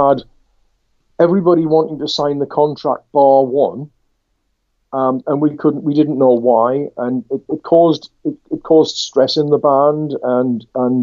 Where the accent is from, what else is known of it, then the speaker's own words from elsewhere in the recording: Durham, North East England, United Kingdom; also born or lived in Leicester / Washington; I returned from Leicester back up to my native northeast, because I'm a Durham lad. I was from Durham City.